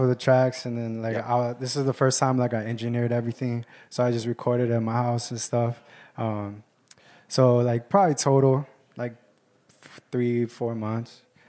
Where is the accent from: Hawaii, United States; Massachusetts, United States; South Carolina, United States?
Hawaii, United States; Kauai; I'm from Kauai.